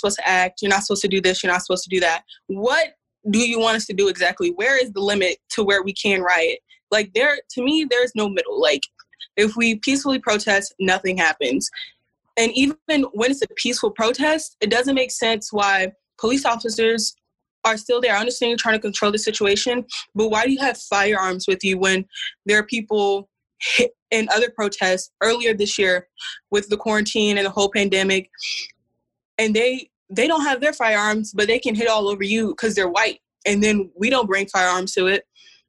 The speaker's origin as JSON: {"language": "English", "town": "Atlanta", "region": "Georgia", "country": "United States", "said": "I'm also from Atlanta"}